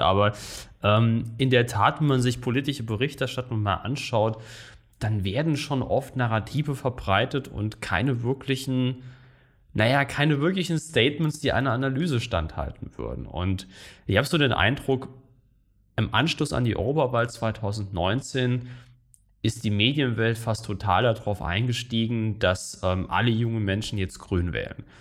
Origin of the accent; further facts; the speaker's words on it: Saarland, Germany; in meinem Heimatland im Saarland